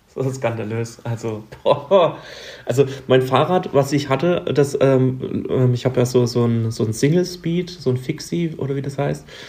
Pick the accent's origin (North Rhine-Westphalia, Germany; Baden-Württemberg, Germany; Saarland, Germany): Baden-Württemberg, Germany; bei uns in Baden-Württemberg